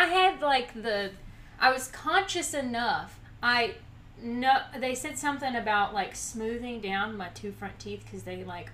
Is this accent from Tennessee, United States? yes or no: yes; Dyersburg, Tennessee, United States; moved away; I'm from Dyersburg